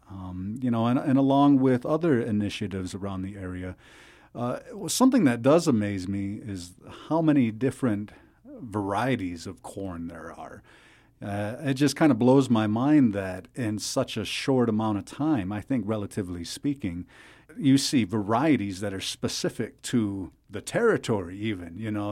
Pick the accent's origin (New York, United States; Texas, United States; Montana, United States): New York, United States; Seneca Nation; I'm from the Seneca Nation